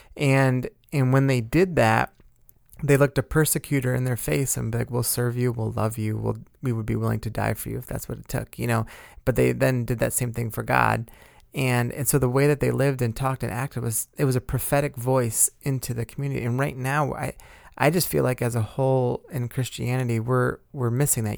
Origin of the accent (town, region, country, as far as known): United States